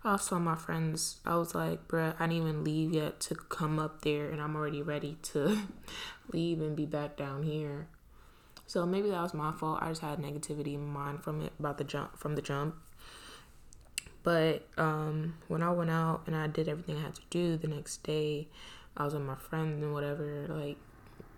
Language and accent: English; New York City, New York, United States; moved away as an adult; also born or lived in Trinidad / Pennsylvania; I grew up in Brooklyn. Like, I was born in Trinidad, but I spent most of my life in Brooklyn. I went to elementary school there, middle school, high school